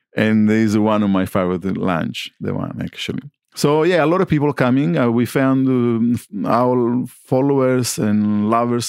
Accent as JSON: {"language": "English", "region": "Sicily", "country": "Italy", "second_language": "English", "moved": "as an adult", "lives_now": "Melbourne, Australia", "said": "I come from Sicily"}